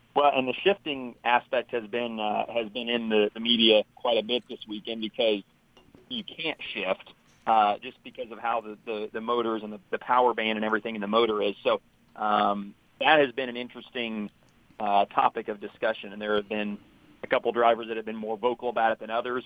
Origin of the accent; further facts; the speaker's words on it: Indianapolis, Indiana, United States; I'm originally from Indianapolis, and, uh, so I've grown up, you know, going to the Indy five hundred